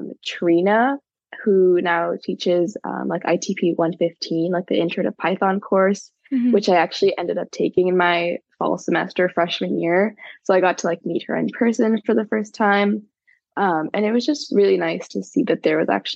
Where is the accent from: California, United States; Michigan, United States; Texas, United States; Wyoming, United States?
California, United States; Los Angeles; I grew up like a little bit north of the of Los Angeles, in the San Fernando Valley